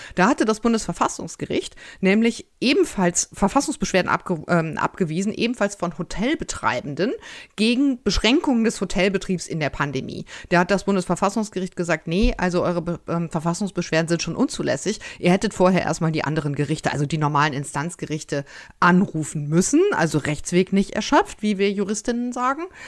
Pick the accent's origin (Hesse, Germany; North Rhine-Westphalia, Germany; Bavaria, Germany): North Rhine-Westphalia, Germany; aus meinem Heimatland